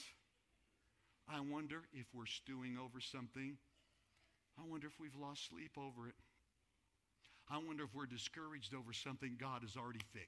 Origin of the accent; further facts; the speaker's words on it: New Mexico, United States; moved away as an adult; now in San Antonio, United States; Denise and I were born and raised in New Mexico. That's our home